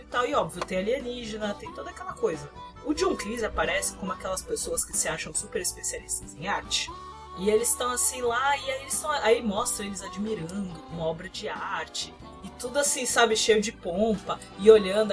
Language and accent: Portuguese; Brazil; a gente é brasileiro